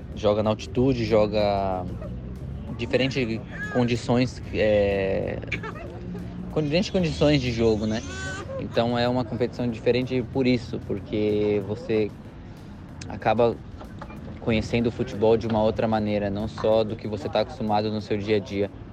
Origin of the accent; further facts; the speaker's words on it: Brazil; moved away as an adult; also born or lived in Mexico; now in Uruguay; A gente como brasileiro cresce sonhando